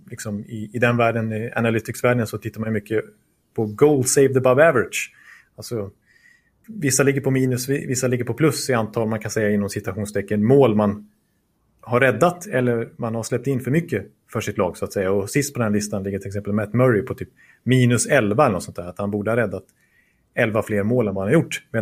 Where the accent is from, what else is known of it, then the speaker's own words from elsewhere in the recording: Stockholm, Stockholm County, Sweden; Ja, men vi, vet, jag är stockholmare.